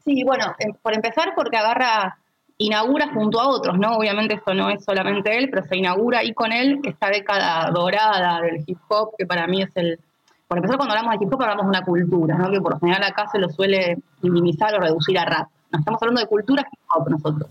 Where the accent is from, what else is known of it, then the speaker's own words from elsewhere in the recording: Argentina; sobre todo como argentinos